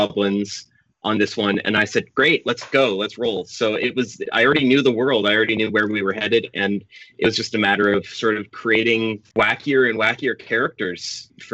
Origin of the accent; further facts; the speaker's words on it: Canada; I'm a Canadian